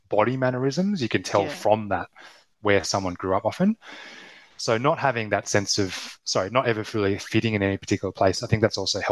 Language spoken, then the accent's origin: English; Australia; accent: Australian; I'm Australian accent